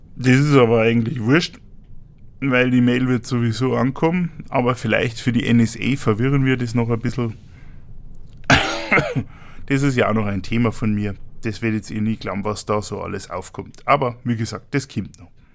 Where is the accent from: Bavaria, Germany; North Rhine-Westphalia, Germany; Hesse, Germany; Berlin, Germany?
Bavaria, Germany; Munich; komme ich aus Bayern. Genauer gesagt aus München